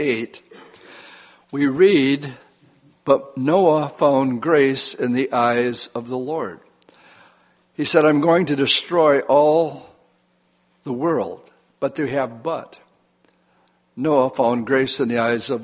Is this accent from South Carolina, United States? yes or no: no; Wisconsin, United States; I'm from Wisconsin